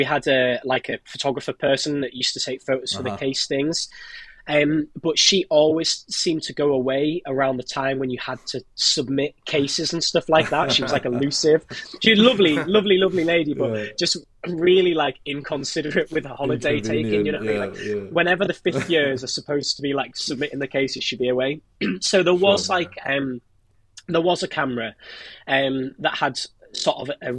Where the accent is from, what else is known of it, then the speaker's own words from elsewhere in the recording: Cumbria, North West England, United Kingdom; moved away as an adult; also born or lived in Newcastle; I grew up in Cumbria